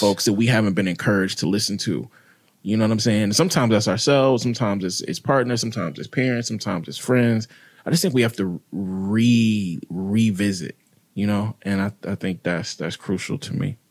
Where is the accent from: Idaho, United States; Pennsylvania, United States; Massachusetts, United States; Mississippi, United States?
Mississippi, United States; I grew up in Mississippi, predominantly black city